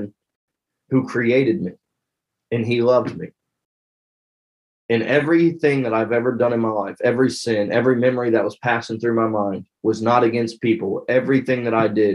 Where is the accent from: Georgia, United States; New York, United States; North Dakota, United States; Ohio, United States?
Ohio, United States; Hamilton; moved away as an adult; I'm from Hamilton, Ohio. It's about 40 minutes north of Cincinnati.